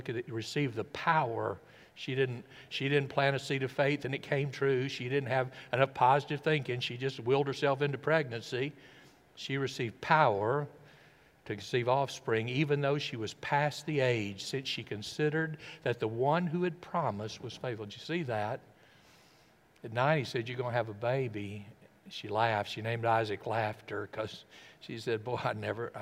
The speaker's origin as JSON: {"language": "English", "region": "Tennessee and Alabama", "country": "United States", "tie": "born or raised there", "also_born_or_lived": "Brooklyn", "accent": "Tennessee", "moved": "yes", "said": "Growing up in Tennessee and Alabama"}